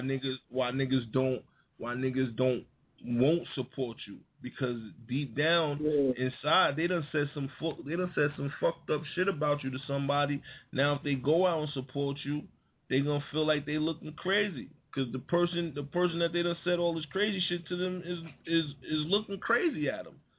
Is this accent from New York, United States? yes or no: yes; Yonkers, New York, United States; I was from Yonkers